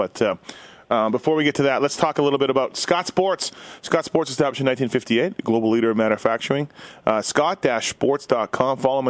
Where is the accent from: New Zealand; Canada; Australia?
Canada; I'm Canadian